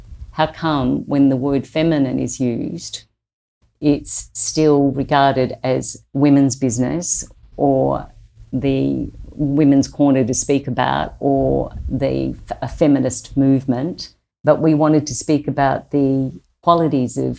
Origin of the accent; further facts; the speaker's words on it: Australia; accent: Australian; my Australian accent